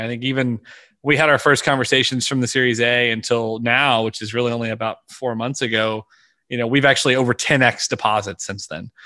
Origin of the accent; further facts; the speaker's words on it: Louisiana, United States; I was born and raised in Louisiana